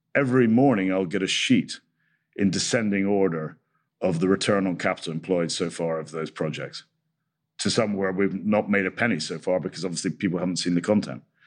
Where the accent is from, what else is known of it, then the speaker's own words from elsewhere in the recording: Scotland, United Kingdom; I'm Scottish